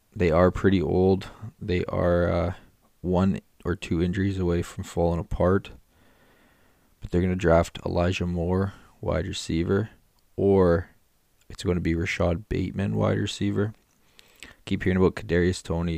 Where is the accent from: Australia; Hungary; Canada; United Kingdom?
Canada; I'm from Canada